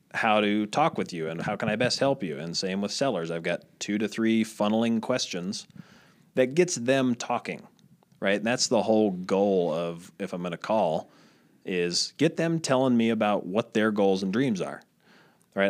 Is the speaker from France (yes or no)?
no; Midwest, United States; moved away as an adult; also born or lived in Iowa / Italy; I was the nerdy kid growing up in the Midwest, small town, my dad was in real estate